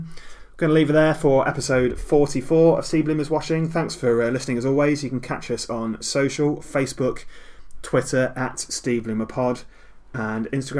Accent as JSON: {"language": "English", "town": "Plaistow", "region": "London", "country": "United Kingdom", "tie": "born there", "said": "I was born in Plaistow, London, and I'm currently 53 years of age."}